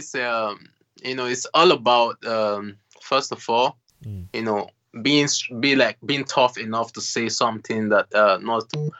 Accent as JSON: {"language": "English", "town": "Benin City", "region": "Edo", "country": "Nigeria", "tie": "born there", "said": "I was born in Nigeria, Benin City."}